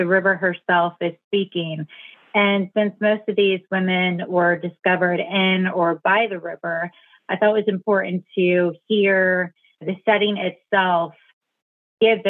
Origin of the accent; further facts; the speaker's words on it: South Central and Southern Ohio, United States; I grew up in South Central and Southern Ohio